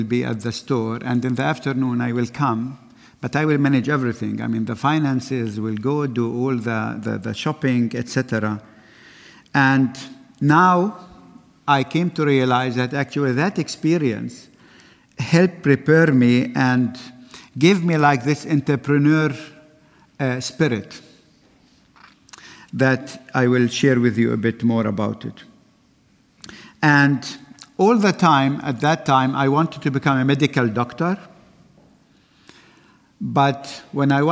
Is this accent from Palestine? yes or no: yes; Bethlehem, West Bank, Palestine; I was born in Bethlehem